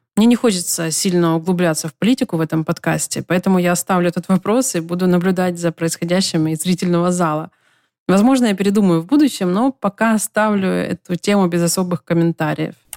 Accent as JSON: {"language": "Russian", "country": "Ukraine", "also_born_or_lived": "Los Angeles, United States", "moved": "as an adult", "lives_now": "United States", "said": "Я вернулась в Украину после пяти месяцев жизни в США."}